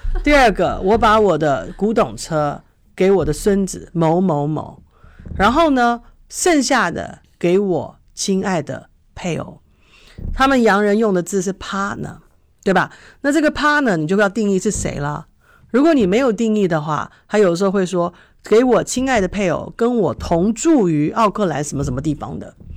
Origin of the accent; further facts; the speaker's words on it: Taipei, Taiwan; moved away; 以前在台北长大的时候